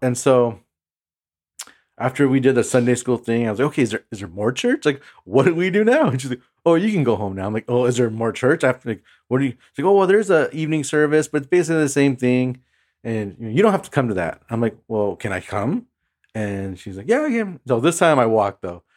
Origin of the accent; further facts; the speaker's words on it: Imperial Valley, California, United States; now in Pasadena, United States; I grew up in the Imperial Valley. Um, that's an hour and a half east of San Diego, um, and it's close to the border